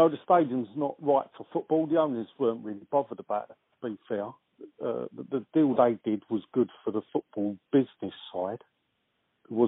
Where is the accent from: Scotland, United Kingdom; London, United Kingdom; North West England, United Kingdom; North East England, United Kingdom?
London, United Kingdom; Plaistow; I was born in Plaster